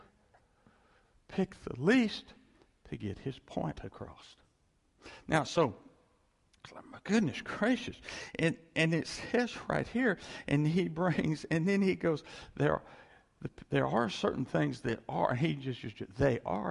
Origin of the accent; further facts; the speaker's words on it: West Virginia, United States; moved away; also born or lived in Texas; a little place in West Virginia where I grew up. We moved there from Texas.